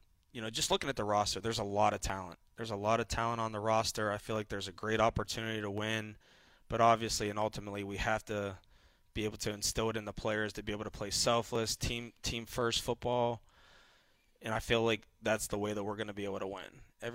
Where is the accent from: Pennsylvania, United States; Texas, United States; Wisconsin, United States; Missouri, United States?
Pennsylvania, United States; Pittsburgh; Yeah, it does feel like home. I'm from Pittsburgh.